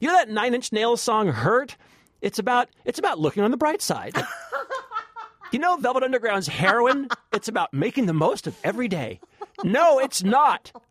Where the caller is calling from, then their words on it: Columbia, Maryland, United States; I am calling from Columbia, Maryland.